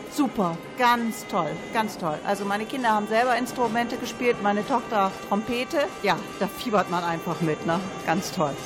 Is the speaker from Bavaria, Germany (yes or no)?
no; Bremen, Germany; Wir kommen aus Bremen, mein Vater und ich